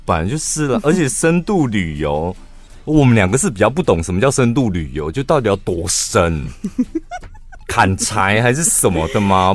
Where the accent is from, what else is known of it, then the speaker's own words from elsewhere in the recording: Taiwan; 反正我们是台湾人啊